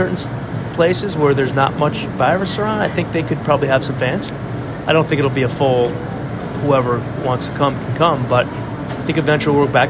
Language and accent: English; Northeast, United States; now in Boston, United States; I'm from the Northeast